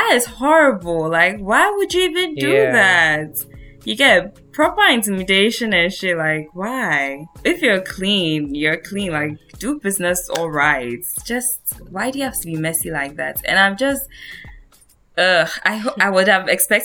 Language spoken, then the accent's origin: English; Ghana; now in Europe; as a Ghanaian who naturalized and lives in Europe now